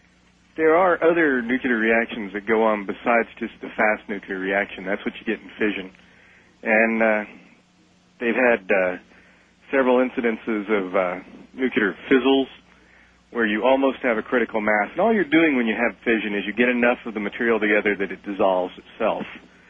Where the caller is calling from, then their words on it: Texas, United States; I'm calling from Texas.